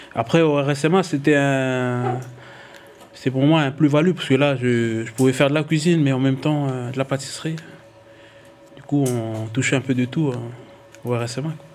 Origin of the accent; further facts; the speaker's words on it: Tadine, Loyalty Islands Province, New Caledonia; je suis originaire de la tribu de Tadine.